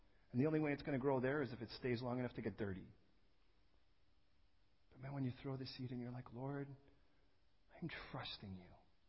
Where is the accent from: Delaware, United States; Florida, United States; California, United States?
California, United States; I'm coming from California, man, I like to juice things.